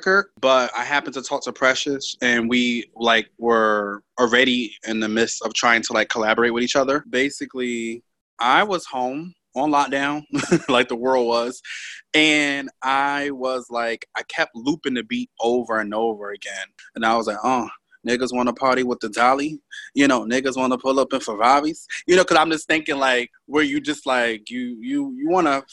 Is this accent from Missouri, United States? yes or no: no; Connecticut, United States; I'm from Connecticut, born and raised